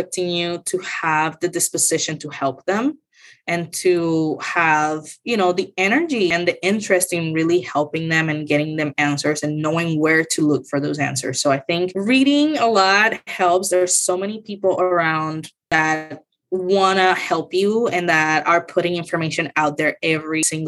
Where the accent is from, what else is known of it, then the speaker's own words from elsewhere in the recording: Mayagüez, Puerto Rico; English is a second language; moved away as an adult; now in Florida, United States; I grew up in Puerto Rico, in a small town called Mayagüez on the west side of the island.